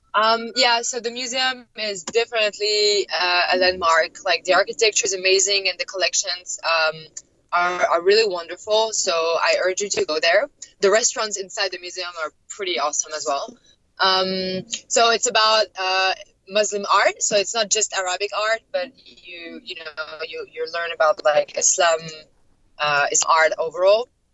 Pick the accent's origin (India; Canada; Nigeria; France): France; Paris, Île-de-France; moved away as an adult; also born or lived in Doha, Qatar; now in Los Angeles, United States; I, am French. I'm originally from Paris, but I've been living um, in like I think five or six cities uh, and countries in the last like five years.